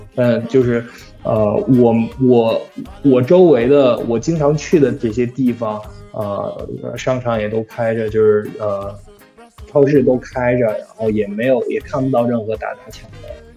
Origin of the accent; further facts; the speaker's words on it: Hangzhou, Zhejiang, China; now in United States; 我老家是杭州的嘛